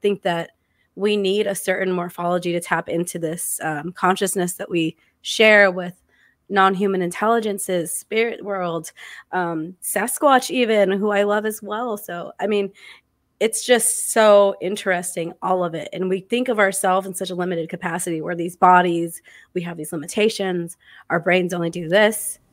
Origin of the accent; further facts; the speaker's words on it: Arizona, United States; I'm from Arizona.